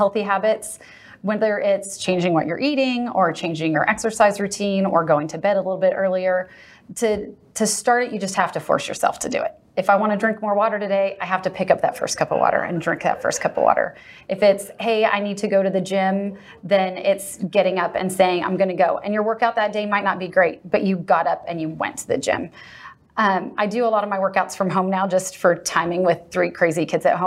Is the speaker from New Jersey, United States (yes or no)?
no; Southern California, United States; now in Texas, United States; I grew up in Southern California, so Dana Point was a big part of my childhood.